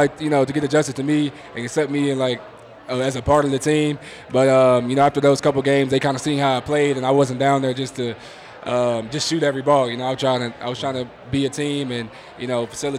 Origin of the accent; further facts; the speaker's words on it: Houston, Texas, United States; now in Denver, United States; I'm from Houston